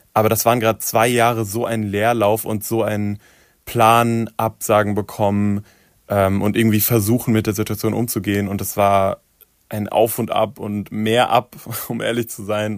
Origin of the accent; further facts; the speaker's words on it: Darmstadt, Hesse, Germany; in Darmstadt, wo ich aufgewachsen bin